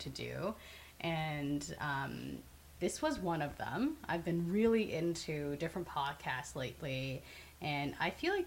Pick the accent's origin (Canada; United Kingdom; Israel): Canada; Markham, Ontario; also born or lived in Hong Kong; now in Toronto, Canada; I was born in Hong Kong, and my family immigrated to Canada when I was 7. So I live in Toronto right now. I grew up in Markham.